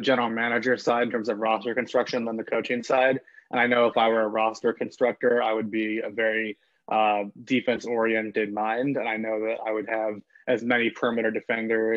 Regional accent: Los Angeles, California, United States; also born or lived in Oregon; I'm from Los Angeles

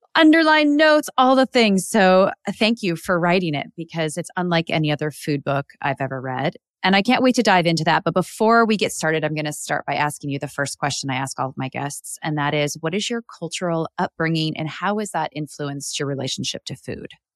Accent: Midwest, United States; I grew up in the Midwest here in the U S

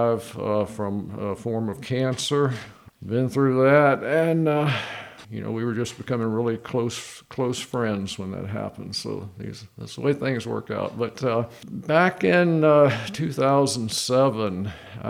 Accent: Newport News, Virginia, United States; moved away as an adult; also born or lived in North Carolina / Rhode Island; now in Scottsville, United States; I was born and raised in Newport News and lived there most of my life, except for college in North Carolina and a couple of years with the Navy in Rhode Island

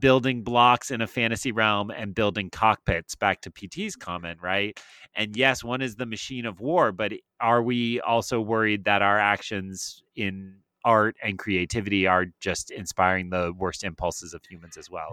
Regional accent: New Hampshire, United States; Where I grew up in New Hampshire

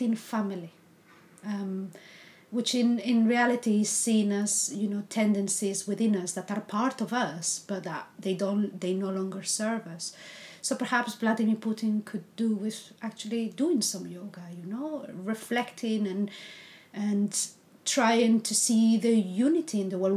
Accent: Spain; English is a second language; moved away; I'm Spanish, so English is not my first language.

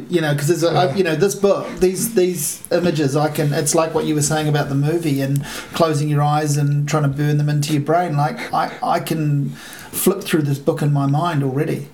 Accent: Hastings, Hawke's Bay, New Zealand; I grew up in Hastings

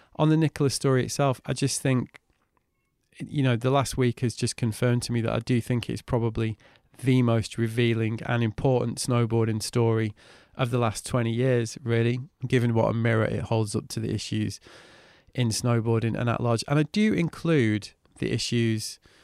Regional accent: Manchester, North West England, United Kingdom; growing up in Manchester

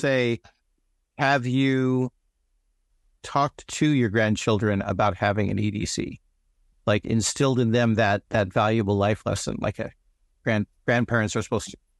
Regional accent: United States; I'm an American.

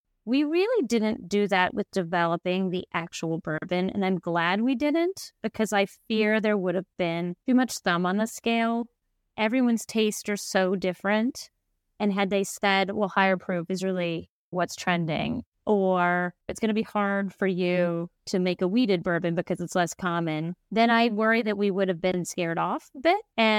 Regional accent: Kentucky, United States; I was just thinking how in the culture I grew up in Kentucky, everyone drinks bourbon.

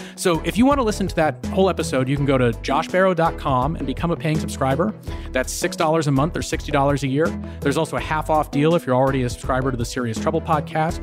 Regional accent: New England, United States; I'm from New England

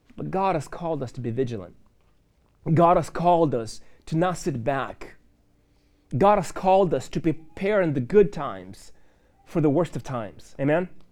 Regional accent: Moldova; moved away; I grew up in Moldova

